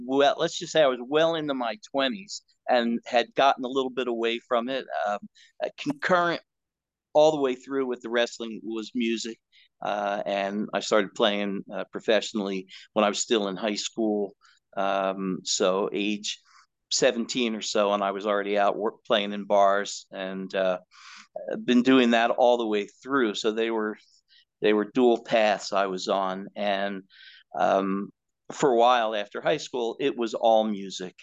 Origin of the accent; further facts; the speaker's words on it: Northeast United States, United States; I grew up in Northeast United States